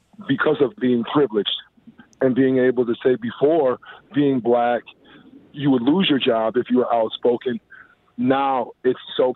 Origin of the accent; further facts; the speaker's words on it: United States; now in Winnipeg, Canada; being an American